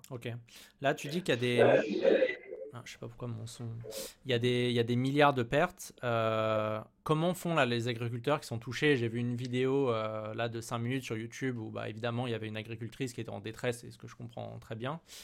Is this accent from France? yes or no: yes; Paris, Île-de-France, France; en tant que parisien